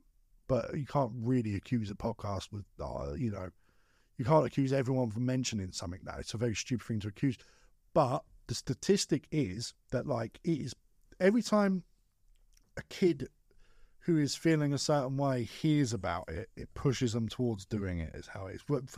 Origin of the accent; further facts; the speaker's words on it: London, United Kingdom; I love London. I'm from London, right?